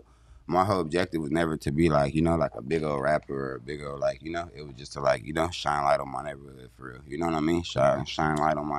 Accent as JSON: {"language": "English", "town": "San Diego", "region": "California", "country": "United States", "tie": "born or raised there", "said": "I'm from Skyline, California, you know, but shit, I pretty much grew up, like, down there, everywhere in the Southeast, for real."}